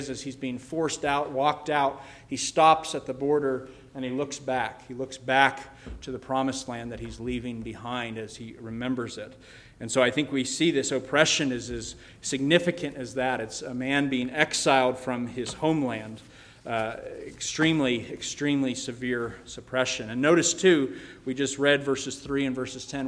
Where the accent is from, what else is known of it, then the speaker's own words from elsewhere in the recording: Colorado, United States; I grew up in Colorado